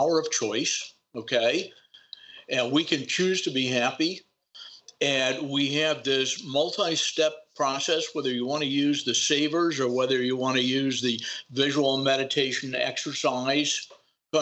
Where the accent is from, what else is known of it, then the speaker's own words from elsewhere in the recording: United States; I was born to parents in the United States who cared.